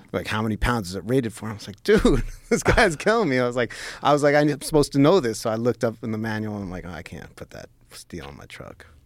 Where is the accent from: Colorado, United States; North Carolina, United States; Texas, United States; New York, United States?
New York, United States; New York City; moved away as an adult; also born or lived in New Jersey; now in Los Angeles, United States; So I grew up in New York City.